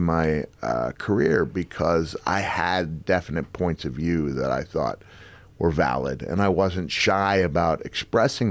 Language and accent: English; Setauket, New York, United States; I was born in Setauket, which is the next town